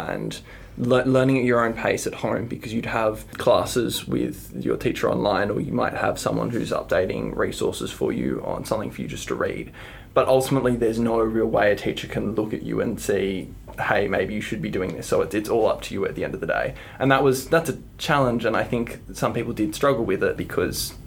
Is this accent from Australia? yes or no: yes; Hobart, Tasmania, Australia; also born or lived in New South Wales; I have been in the Tasmanian public system since I moved here from New South Wales in grade 3